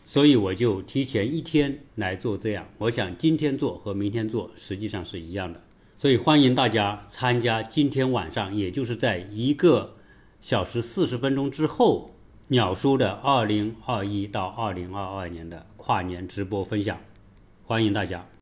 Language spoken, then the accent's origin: Chinese; China; 对于我们中国人